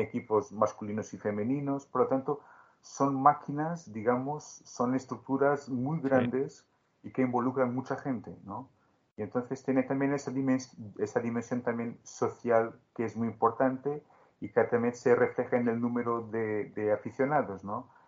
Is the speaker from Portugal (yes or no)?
yes; Beja, Alentejo, Portugal; acompañaba al club de mi pueblo, el Club Sportivo Beja